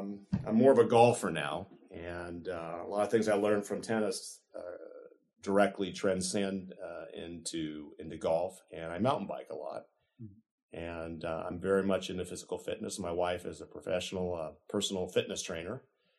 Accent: Piedmont, California, United States; now in Sacramento, United States; I actually grew up in a city in the Bay Area called Piedmont. I was born in 1965, and I attended all my grammar school and high school experiences in Piedmont.

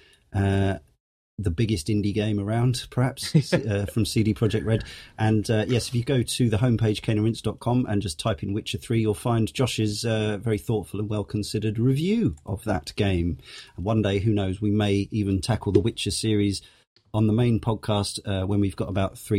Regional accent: England, United Kingdom; us puny Englishers

